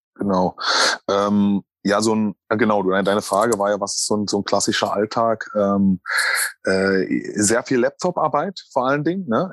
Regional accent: Magdeburg, Saxony-Anhalt, Germany; moved away; also born or lived in Thuringia; meine Heimat ist übrigens nicht Thüringen, ich bin Magdeburger, ich bin, äh, Sachsen-Anhaltiner

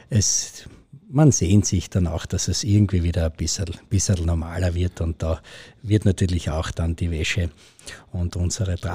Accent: Austria; bei uns in Österreich ist es ganz selbstverständlich, dass viele Leute irgendwo mal Dirndlkleid oder eine Lederhose im Kasten haben, weil es bei uns einfach wirklich ein, ein Stück halt Kultur ist, das zu uns dazugehört und das uns ausmacht.

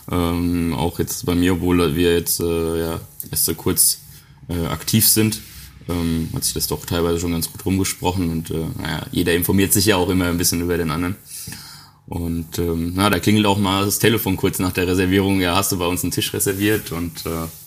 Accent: Bavaria, Germany; weil das auch ein bisschen mit meiner Heimat mich verbindet, weil es ist ja quasi noch so der letzte Zipfel Bayern

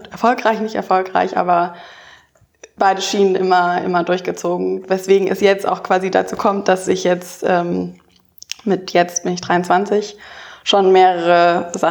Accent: Baden-Württemberg, Germany; ich bin auf dem Dorf aufgewachsen in der Nähe von Stuttgart da war die Junge Union auch die einzige Partei, die es gab.

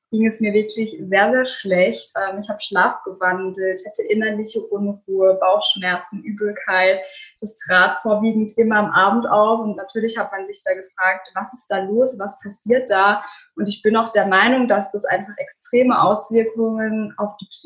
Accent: Offenburg, Baden-Württemberg, Germany; ich komme aus Offenburg, das ist in der Nähe von Freiburg.

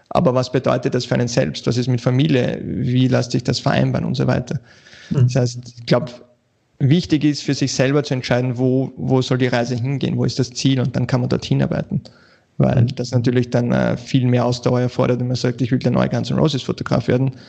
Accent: Vienna, Austria; ja, ich bin aus Wien, äh

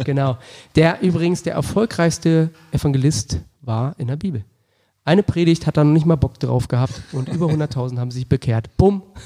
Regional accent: Wolfsburg, Lower Saxony, Germany; Ich bin in Wolfsburg groß geworden

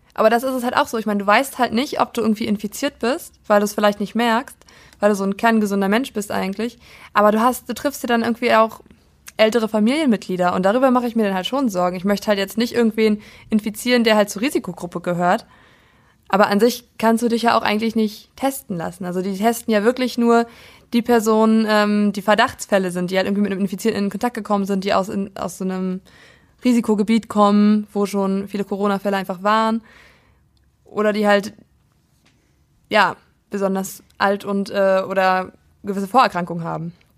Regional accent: Prignitz district, Brandenburg, Germany; ich komme ja aus dem Landkreis Prignitz in Brandenburg

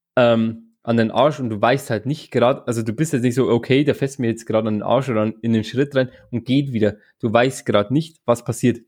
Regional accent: Straubing, Bavaria, Germany; Ich komme ja aus Straubing

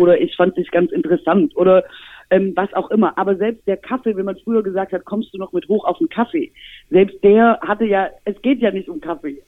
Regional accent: Swabia, Germany

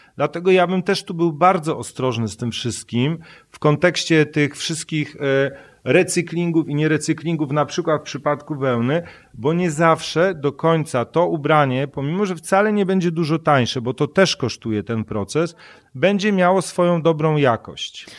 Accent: Silesian Voivodeship, Poland; Ja się wychowałem na Śląsku gdzie pracowano dużo w kopalniach i paliło się w piecu

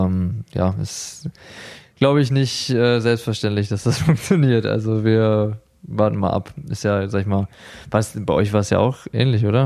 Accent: Essen, North Rhine-Westphalia, Germany; ich komme aus Essen, sie aus Menden im Sauerland.

